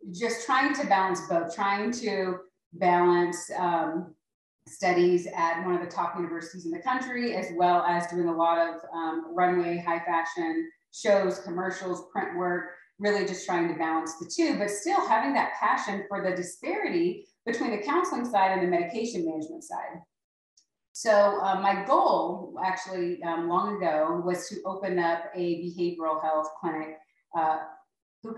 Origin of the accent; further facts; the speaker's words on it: Alaska, United States; moved away as an adult; also born or lived in Mississippi / Tennessee; now in Globe, United States; I'm originally from Alaska, born and raised.